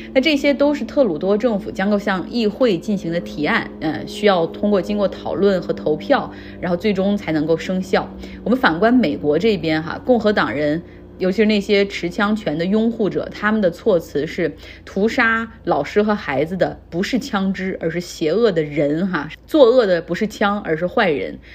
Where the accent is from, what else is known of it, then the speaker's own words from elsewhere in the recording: Harbin, Heilongjiang, China; moved away as an adult; now in United States; 我家乡哈尔滨